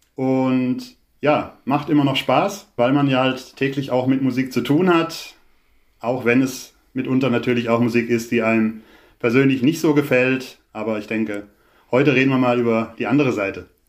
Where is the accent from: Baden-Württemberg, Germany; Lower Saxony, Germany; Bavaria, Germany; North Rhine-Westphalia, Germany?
Baden-Württemberg, Germany; ich bin ja jetzt weder in Köln noch in Berlin groß geworden, sondern in einem kleinen Dorf